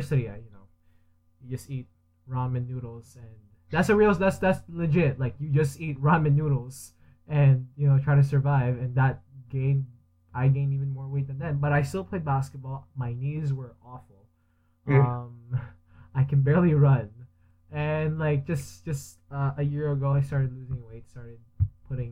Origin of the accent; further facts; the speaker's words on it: Philippines; now in Canada; I grew up in the Philippines